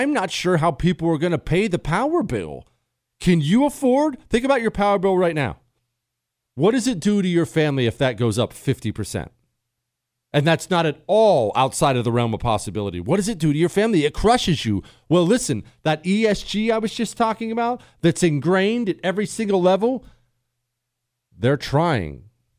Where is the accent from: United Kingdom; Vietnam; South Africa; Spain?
South Africa; now in United States; I grew up in South Africa.